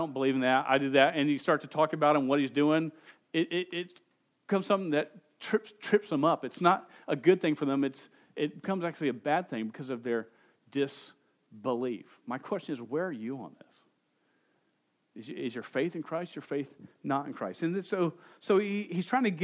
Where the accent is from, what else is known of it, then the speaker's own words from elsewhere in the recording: United States; I'm an American